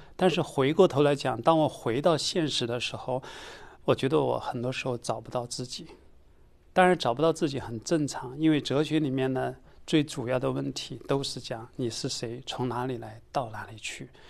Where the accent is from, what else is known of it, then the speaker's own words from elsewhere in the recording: China; 我们中国人